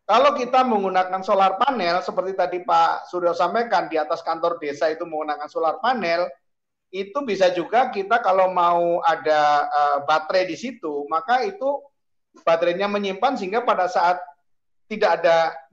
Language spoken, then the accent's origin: Indonesian; Central Java, Indonesia; kalau saya membayangkan desa saya di Jawa Tengah sana